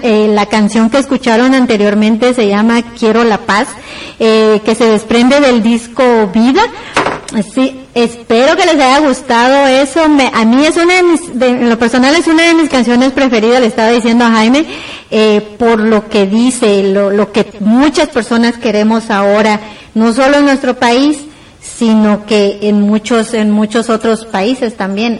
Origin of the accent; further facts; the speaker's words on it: Guatemala; muchos guatemaltecos